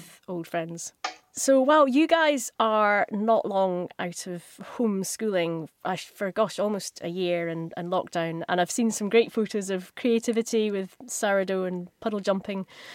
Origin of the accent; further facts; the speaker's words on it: Helensburgh, Scotland, United Kingdom; moved away as an adult; now in Tasmania, Australia; Helensburgh in Scotland, which is my hometown, and I'm in Tasmania